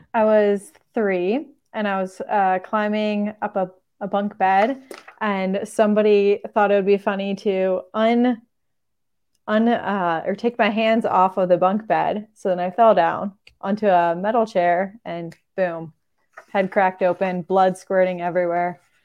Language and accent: English; Michigan, United States; moved away; I grew up skiing in Michigan on a little two hundred foot, might be three hundred foot hill